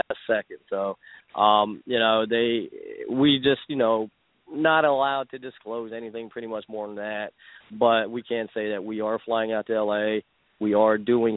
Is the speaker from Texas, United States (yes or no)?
yes; Wichita Falls, Texas, United States; from Wichita Falls